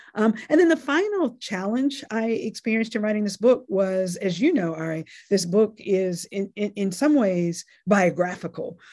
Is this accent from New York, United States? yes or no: no; North Carolina, United States; born or raised there; also born or lived in Nashville, Tennessee